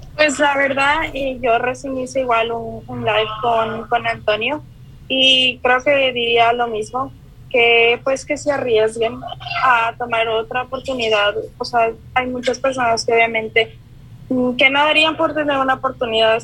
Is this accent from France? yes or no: no; Ecuador; moved away as an adult; also born or lived in Kuwait; now in Victoria, Canada; Yo soy ecuatoriana, pero estuve viviendo en el Medio Oriente por cuatro años y después me vine acá.